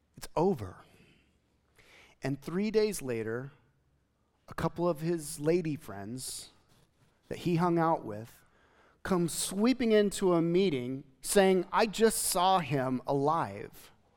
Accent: United States; as an American Christian

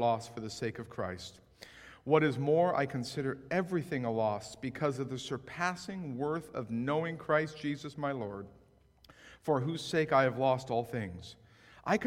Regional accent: West Coast, United States; also born or lived in Framingham, Massachusetts; I grew up on the West Coast

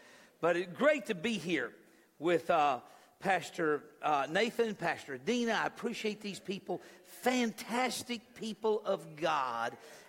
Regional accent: New Mexico, United States; I was born in New Mexico

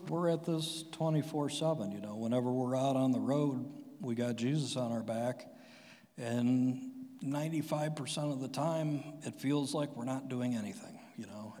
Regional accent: Strongsville, Ohio, United States; my family moved to Strongsville, I think, in 1980. And, you know, I had your typical everyday suburb kid life.

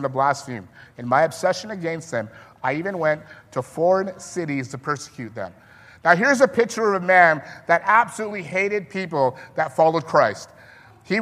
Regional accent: Vancouver, British Columbia, Canada; moved away as an adult; also born or lived in Alberta; now in Leamington, Canada; I grew up in Vancouver

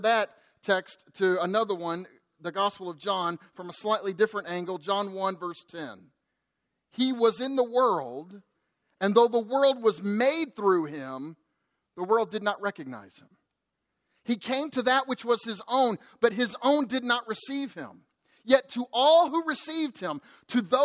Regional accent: United States; us as American Christians

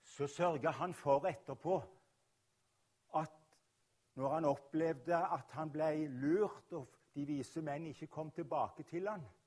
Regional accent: Rogaland, Norway; also born or lived in Oslo; jeg kommer fra Rogaland

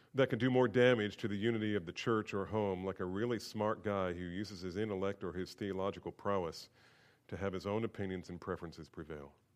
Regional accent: Bordentown, New Jersey, United States; I grew up in New Jersey

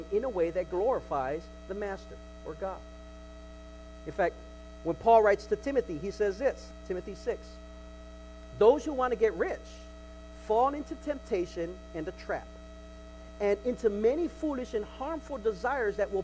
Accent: United States; We're American. We're American

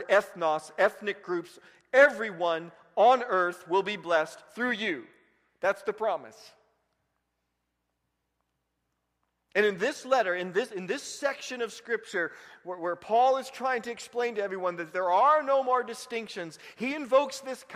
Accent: Vigo County, Indiana, United States; When I grew up in Vigo County, the sheriffs were at the Dunkin' Donuts

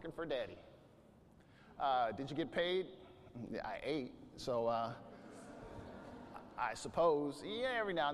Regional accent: Bakersfield, California, United States; I'm from Bakersfield

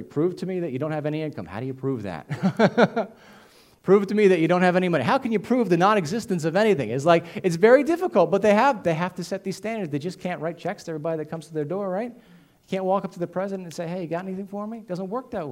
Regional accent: United States; as American citizens

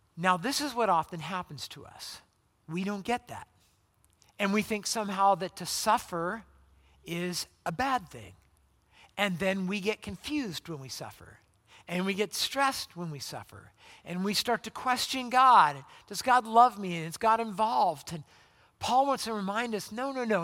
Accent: Southern California, United States; moved away; I'm from Southern California

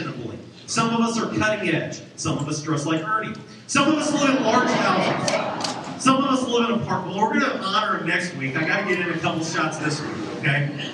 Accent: Champaign, Illinois, United States; now in Clinton, United States; Growing up in Champaign, I grew up on the southwest side, the corner of Mattis and Windsor

